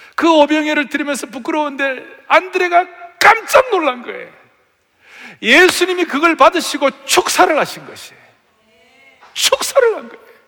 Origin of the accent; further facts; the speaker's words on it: Uiseong, North Gyeongsang, South Korea; 제가 의성 출신인데 경북 의성 청송 영덕이라고 있어요. 아주 시골.